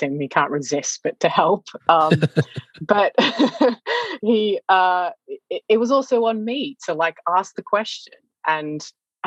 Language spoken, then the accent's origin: English; Australia; moved away; also born or lived in China; growing up in Australia